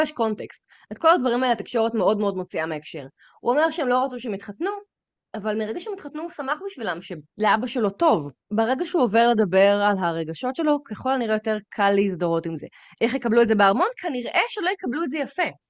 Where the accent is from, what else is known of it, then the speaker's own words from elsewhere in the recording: Israel; אני ישראלית